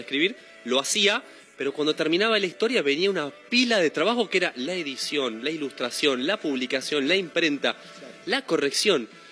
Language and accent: Spanish; Ituzaingó, Buenos Aires Province, Argentina; moved away as an adult; also born or lived in Haedo / Ramos Mejía / Morón; now in Mar del Plata, Argentina; soy nací en Aedo, toda mi vida viví en el oeste, en Ituzaingó más que nada. Sí. En Ramos Mejía, Morón, toda la zona conurbano